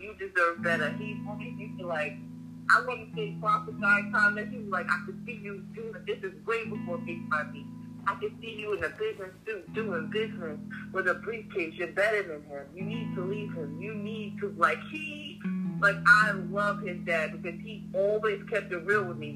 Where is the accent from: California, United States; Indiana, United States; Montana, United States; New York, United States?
New York, United States; Hempstead; we grew up in Hempstead